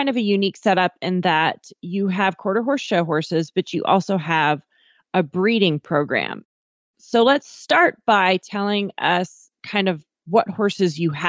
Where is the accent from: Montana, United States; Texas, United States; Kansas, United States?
Montana, United States; everyone who listens to this knows that I'm from Montana.